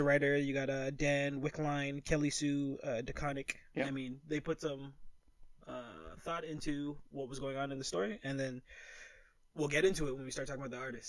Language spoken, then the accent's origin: English; Toronto, Ontario, Canada; we're from Toronto.